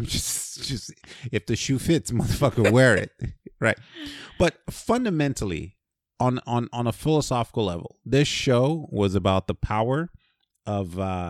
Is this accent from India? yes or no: no; Nigeria; I grew up in Nigeria, right?